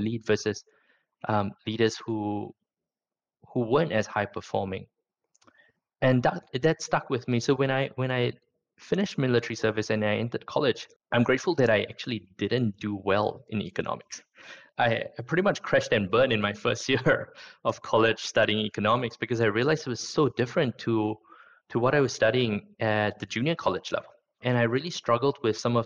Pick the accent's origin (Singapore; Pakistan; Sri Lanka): Singapore; moved away as an adult; also born or lived in Sydney, Australia / Zurich, Switzerland; I was born, educated in Singapore, did my military service in Singapore, went to college in Singapore